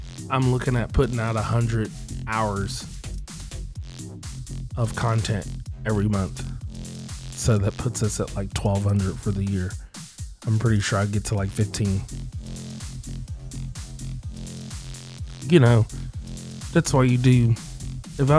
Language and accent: English; Indiana, United States; now in Seattle, United States; I'm from Indiana